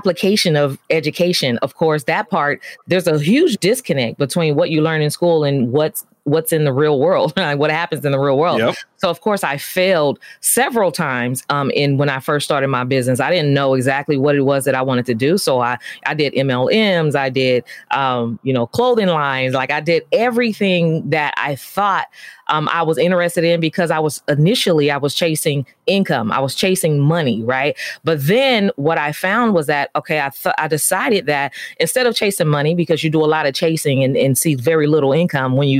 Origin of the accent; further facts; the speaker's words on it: San Francisco, California, United States; I grew up in San Francisco in the urban community.